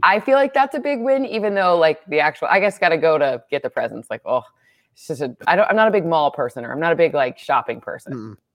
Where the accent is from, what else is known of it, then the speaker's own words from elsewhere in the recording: Michigan, United States; moved away; I grew up in Michigan